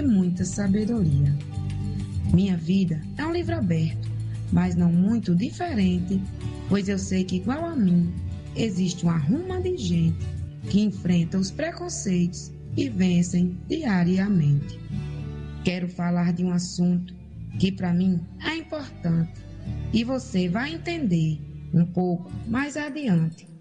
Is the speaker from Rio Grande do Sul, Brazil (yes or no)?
no; Mossoró, Rio Grande do Norte, Brazil; Sou natural de Mossoró, do Rio Grande do Norte.